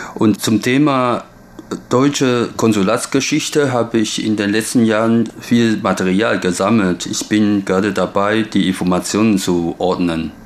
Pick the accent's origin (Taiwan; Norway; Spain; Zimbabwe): Taiwan; German is a second language; also born or lived in Germany; Erst mit 42 habe ich mich zum ersten Mal so gründlich über meine eigene Heimat informiert